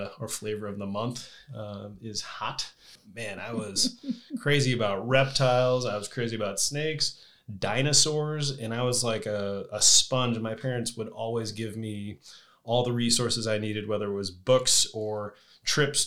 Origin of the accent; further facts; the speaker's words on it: New Hampshire, United States; moved away; my brother and I, we grew up in New Hampshire.